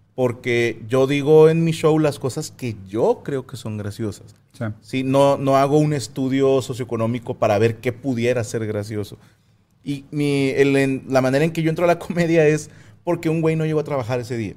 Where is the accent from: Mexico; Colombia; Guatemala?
Mexico; Cuautla, Morelos; moved away; yo nací en Cuautla Morelos. Bueno, nací en Cuautla Morelos